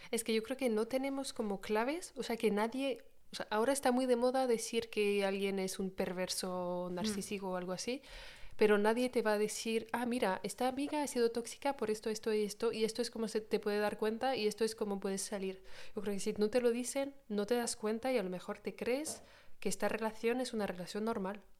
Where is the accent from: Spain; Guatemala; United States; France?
France; accent: French; first language French; Spanish is a second language; yo soy de, aquí, de Francia, de toda la vida, o sea, he nacido aquí